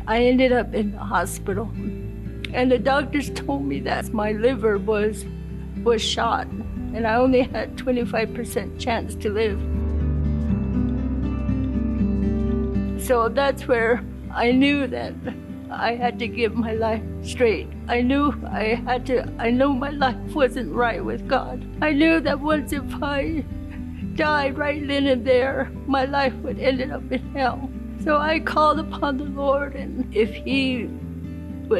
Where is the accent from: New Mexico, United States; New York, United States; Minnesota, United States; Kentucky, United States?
New Mexico, United States; Gallup; I'm from Gallup, New Mexico, from the Navajo Nation tribe. I grew up from a Christian home